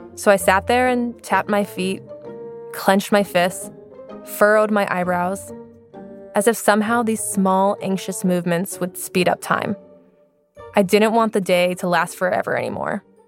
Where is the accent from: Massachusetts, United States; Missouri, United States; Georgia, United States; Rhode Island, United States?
Massachusetts, United States; Salem; moved away as an adult; also born or lived in Laos; in my hometown of Salem, Massachusetts.